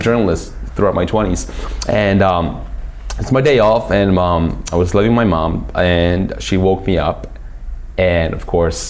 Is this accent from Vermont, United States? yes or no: no; New York, United States; I'm from New York.